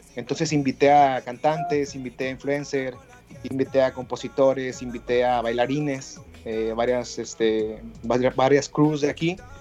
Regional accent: Mexicali, Baja California, Mexico; director baja californiano, cachanilla

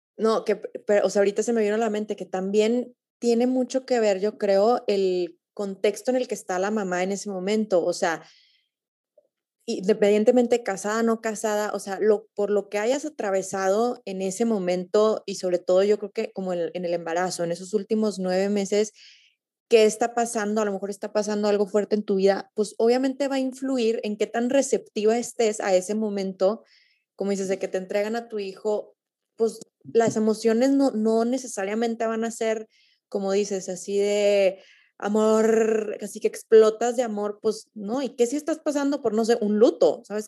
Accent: Torreón, Coahuila, Mexico; también soy de Torreón

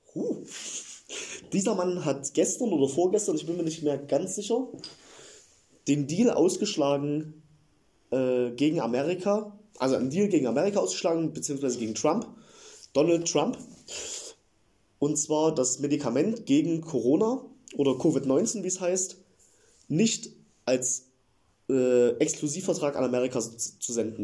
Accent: Eilenburg, Saxony, Germany; Ich komme aus der Nähe von Leipzig

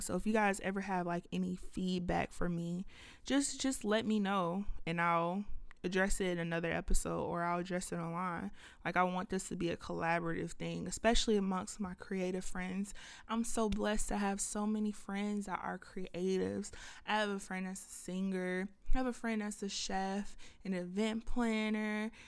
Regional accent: Lithonia, Georgia, United States; also born or lived in Atlanta, Georgia; I was raised in Lithonia, Georgia

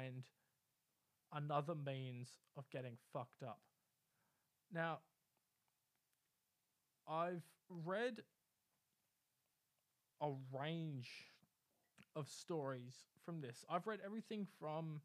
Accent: Bunbury, Western Australia, Australia; a guy I grew up with in Bunbury

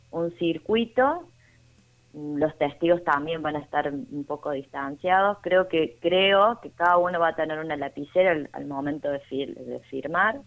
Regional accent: San Carlos de Bariloche, Río Negro, Argentina; now in Córdoba, Argentina; y vivo acá en Córdoba, nací en San Carlos de Bariloche

